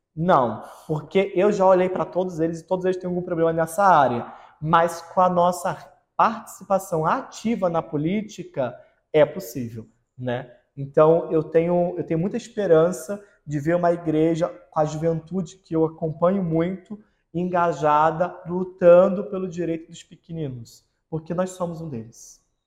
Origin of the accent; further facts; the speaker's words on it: Nilópolis, Rio de Janeiro, Brazil; moved away; E eu, que vim da periferia do Rio de Janeiro, vim de Nilópolis